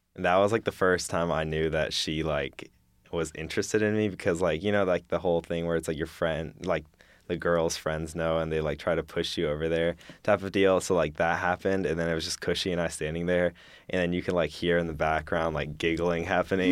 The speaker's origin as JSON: {"language": "English", "town": "Madison", "region": "Alabama", "country": "United States", "said": "I'm a junior from Madison, Alabama"}